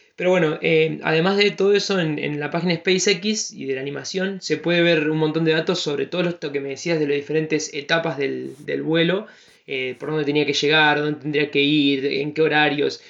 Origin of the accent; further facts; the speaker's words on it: Argentina; como argentinos